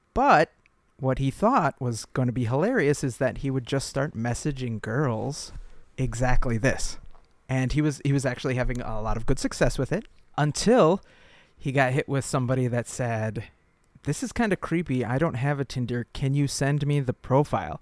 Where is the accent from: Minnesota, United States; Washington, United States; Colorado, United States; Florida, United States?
Minnesota, United States; Lakeville; We grew up in Lakeville, and there was a big Target, Great Land, and a Best Buy in Apple Valley